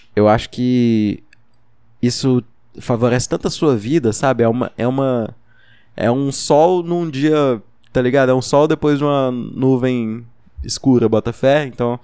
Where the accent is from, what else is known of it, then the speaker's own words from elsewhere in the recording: Uberlândia, Minas Gerais, Brazil; a gente é de Uberlândia, Minas Gerais